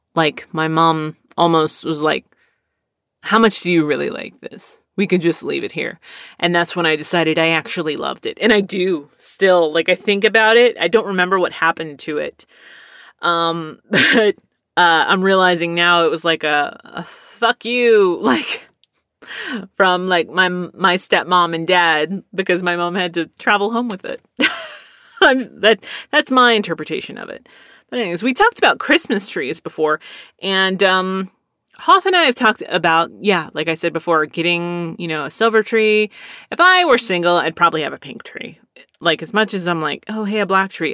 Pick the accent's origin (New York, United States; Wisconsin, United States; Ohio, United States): Ohio, United States; Cleveland; I'm from the Cleveland area